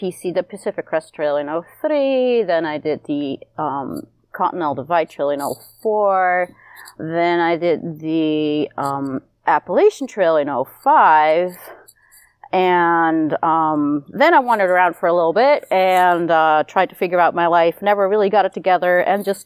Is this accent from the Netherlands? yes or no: yes; Netherlands; moved away as an adult; now in United States; I am originally from Holland and moved over to the States in 99